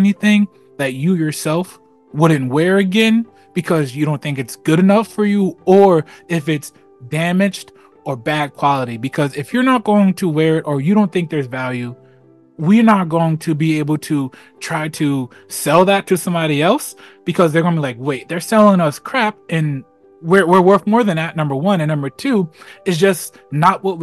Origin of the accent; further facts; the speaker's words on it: Plainfield, New Jersey, United States; Growing up in Plainfield